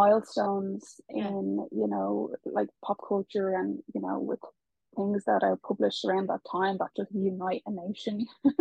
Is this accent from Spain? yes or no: yes; Spain; born there; I was actually, let's not go into it, but I was born in Spain. It's a big spiel.